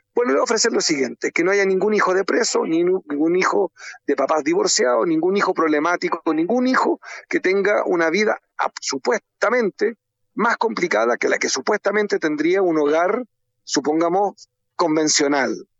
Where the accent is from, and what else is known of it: Chile